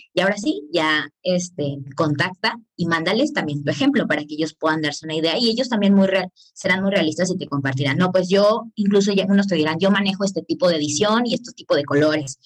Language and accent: Spanish; Cancún, Quintana Roo, Mexico; yo soy de Cancún